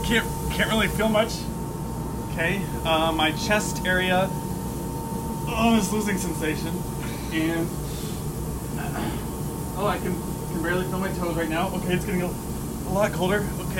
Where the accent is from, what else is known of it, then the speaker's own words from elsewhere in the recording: Arizona, United States; born there; I'm born from Arizona.